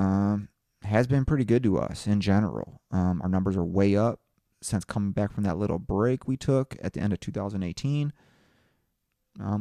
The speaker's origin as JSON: {"language": "English", "region": "Indiana", "country": "United States", "said": "That's my home state"}